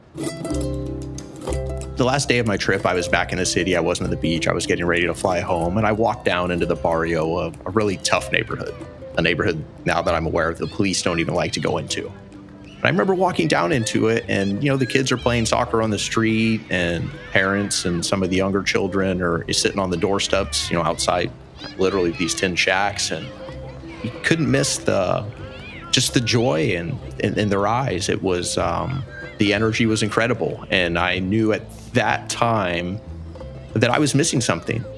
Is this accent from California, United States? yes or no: yes; California, United States; also born or lived in Phoenix; now in Jaco, Costa Rica; I'm from California in 2002. I moved to Phoenix.